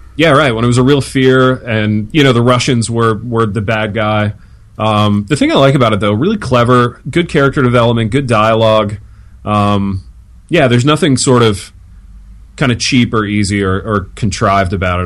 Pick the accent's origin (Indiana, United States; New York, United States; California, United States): Indiana, United States; Hartford City; moved away; my hometown and how small it is